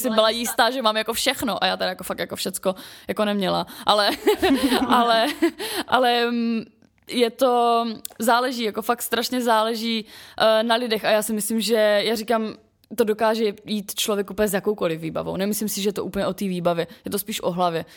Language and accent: Czech; Ostrava, Moravian-Silesian Region, Czechia; jak jsem jako ještě z Ostravy